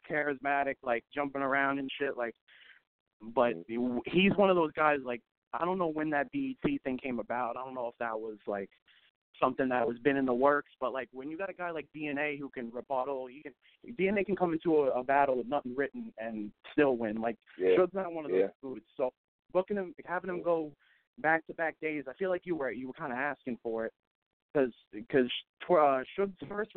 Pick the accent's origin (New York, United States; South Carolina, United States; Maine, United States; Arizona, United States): New York, United States; I'm from New York.